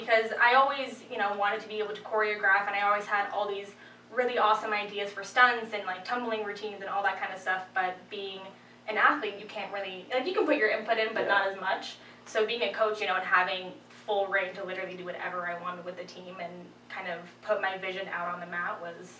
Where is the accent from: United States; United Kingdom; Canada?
United States; Poughkeepsie, New York; So I'm from Poughkeepsie, New York.